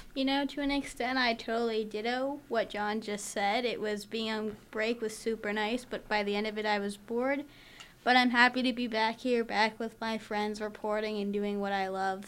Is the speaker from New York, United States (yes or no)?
yes; New York City, New York, United States; moved away as an adult; also born or lived in Manhattan; now in Tempe, United States; I'm from New York City. We grew up learning about sex education from the fourth grade all the way through high school.